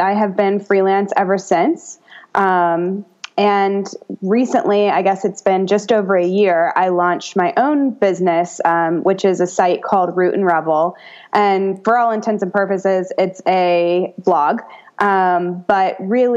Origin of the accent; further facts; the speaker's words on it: United States; I'm an American